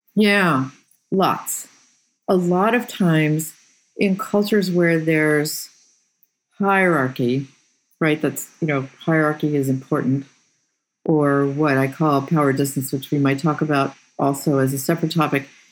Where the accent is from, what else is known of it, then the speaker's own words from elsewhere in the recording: Boston, Massachusetts, United States; moved away as an adult; also born or lived in Slovakia; now in West Coast, United States; I come from the Boston area